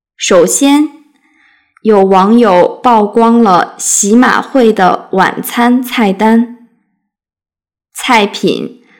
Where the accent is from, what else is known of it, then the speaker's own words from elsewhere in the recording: China; now in United States; 作为一个大陆人